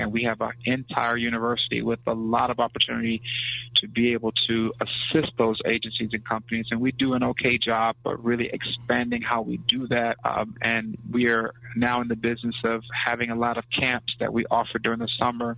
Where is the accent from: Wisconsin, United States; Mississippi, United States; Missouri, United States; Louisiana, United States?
Mississippi, United States; also born or lived in West Palm Beach, Florida; now in Atlanta, United States; I'm originally from West Palm Beach, Florida, and spent my adolescent years in Mississippi